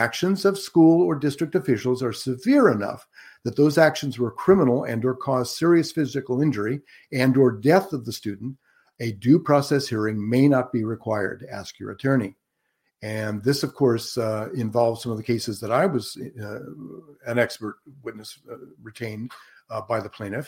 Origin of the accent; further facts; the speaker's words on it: Antioch, California, United States; I was raised right here in Northern California, in fact, in Contra Costa County, and graduated from Antioch High School.